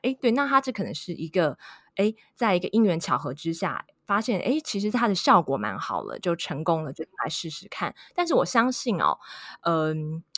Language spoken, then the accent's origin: Chinese; Taiwan; 我们台湾人、亚洲人的审美观